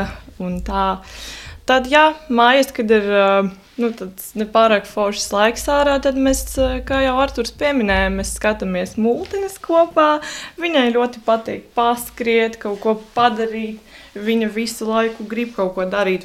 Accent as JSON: {"language": "Latvian", "country": "Latvia", "tie": "born or raised there", "said": "mēs jau tā kā piedzimām Latvijā"}